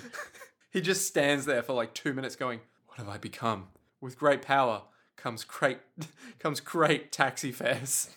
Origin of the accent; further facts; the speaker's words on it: Australia; As an Australian